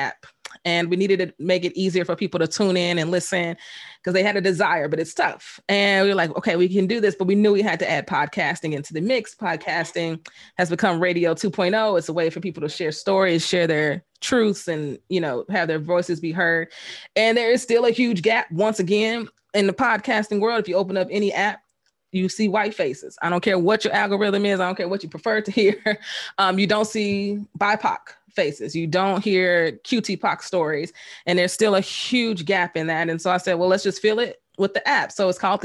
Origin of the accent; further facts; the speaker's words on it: Chicago, Illinois, United States; Born and raised on the South Side of Chicago